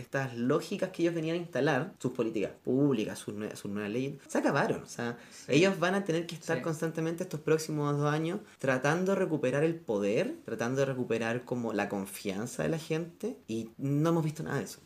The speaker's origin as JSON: {"language": "Spanish", "country": "Chile", "said": "los chilenos, chilenas y chilenes"}